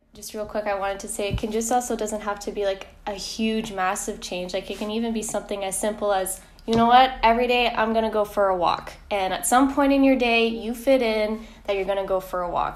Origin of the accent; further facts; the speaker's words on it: Canada; moved away as an adult; I'm actually from Canada. I'm here as an international student to do my master's